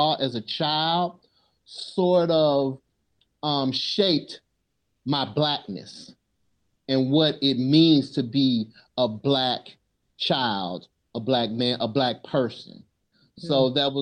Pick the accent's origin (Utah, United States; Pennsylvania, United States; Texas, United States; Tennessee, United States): Tennessee, United States; Memphis; I come from Memphis, Tennessee. I come from a community that is impoverished. And growing up, I had frequent interactions with police officers